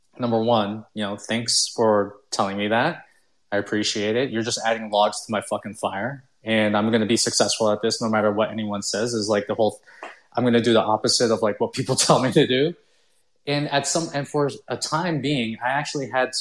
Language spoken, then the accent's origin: English; Canada; also born or lived in Philippines / United States; I was Chinese, born in the Philippines. Right after I was like 1 year old, I moved to the United States, and then we stayed there for about like a couple of years. We couldn't get a green card. Then we moved to like Canada.